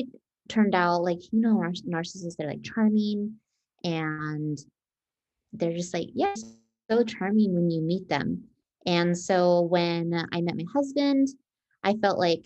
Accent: Las Vegas, Nevada, United States; born and raised in Vegas

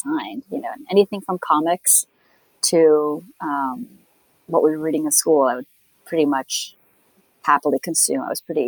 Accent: India; also born or lived in Canada; My folks were diplomats, and though I'm from India, I moved like every 3 years to some other, to another country, but often went to like, I would always went to an English medium school.

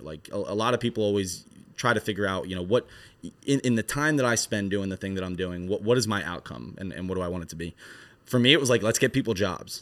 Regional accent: Philadelphia, New Jersey, United States; I'm from Philadelphia, um, South Jersey, but you're basically a diet Philadelphian when you live in South Jersey.

